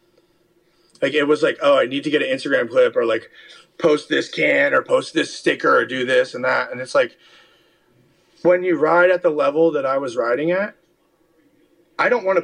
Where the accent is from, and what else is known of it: New Jersey, United States; born or raised there; moved away; also born or lived in California